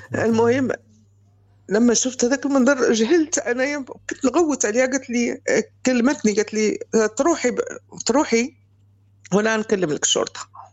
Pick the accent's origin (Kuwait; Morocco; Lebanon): Morocco; moved away as an adult; also born or lived in Spain / France; أنا مغربية